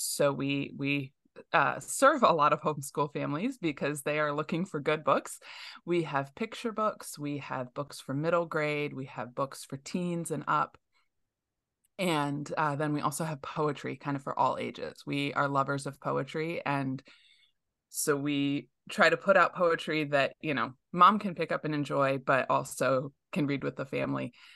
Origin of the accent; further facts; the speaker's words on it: outside of Metro Detroit, Michigan, United States; Growing up outside of Metro Detroit, it's a very international community